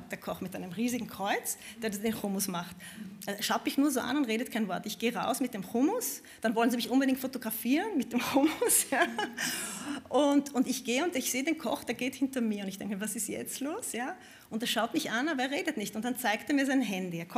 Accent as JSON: {"language": "German", "region": "Vienna", "country": "Austria", "said": "Ich bin Wienerin, ich habe nichts"}